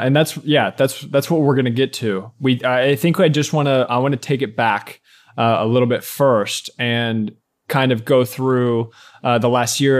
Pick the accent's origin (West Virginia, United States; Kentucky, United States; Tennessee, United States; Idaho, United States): Kentucky, United States; Ashland; moved away as an adult; also born or lived in Lexington, Kentucky; In my hometown, Ashland, Kentucky was twenty thousand people